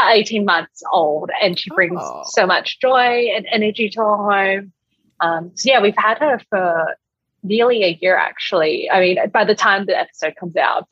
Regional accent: Perth, Western Australia, Australia; moved away as an adult; now in New York City, United States; I'm born and bred in Perth, Australia

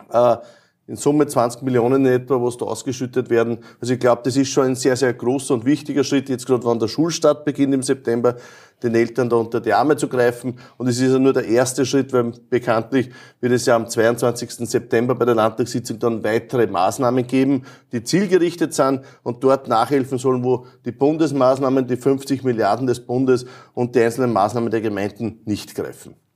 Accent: Lower Austria, Austria; da ist wirklich vieles dabei, wo man staunen kann, auch aus meiner Heimatregion. Adacker zum Beispiel, das Ritterfenster.

